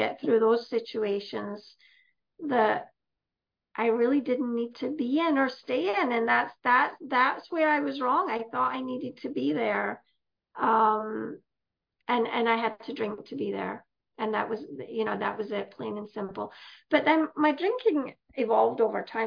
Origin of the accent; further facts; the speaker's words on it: Scotland, United Kingdom; moved away as an adult; I'm from Scotland originally. I came here when I was 35.